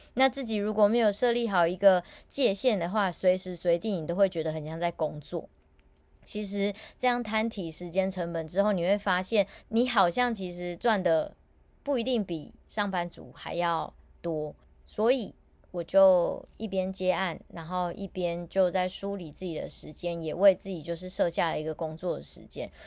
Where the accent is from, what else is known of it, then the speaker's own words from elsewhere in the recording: Taiwan; 我也是台湾人